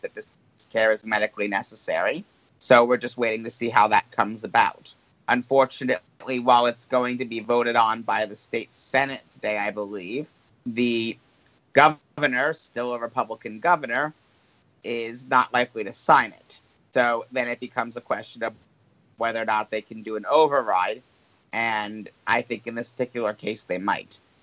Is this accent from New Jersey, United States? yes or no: yes; New Jersey, United States; the state of New Jersey is voting to, and this is my home state